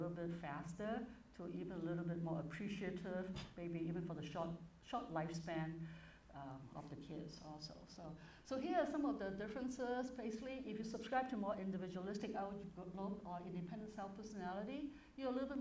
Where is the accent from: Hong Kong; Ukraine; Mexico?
Hong Kong; moved away as an adult; now in United States; But I was born in Hong Kong, it was a British colony